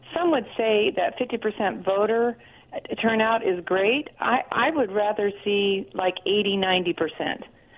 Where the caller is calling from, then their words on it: Pasco, United States; Hey, this is … from Pasco.